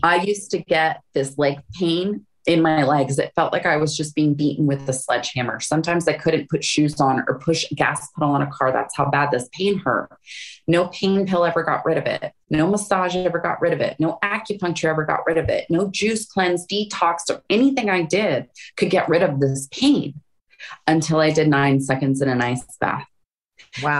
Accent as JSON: {"language": "English", "region": "Florida", "country": "United States", "tie": "born or raised there", "also_born_or_lived": "Hawaii / Phoenix", "moved": "yes", "said": "I grew up in Florida."}